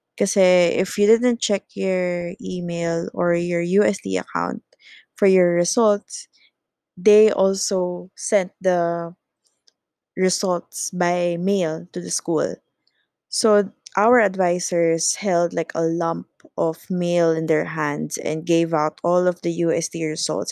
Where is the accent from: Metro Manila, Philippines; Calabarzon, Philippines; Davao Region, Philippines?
Calabarzon, Philippines; Laguna; I am from the province, so I came from Laguna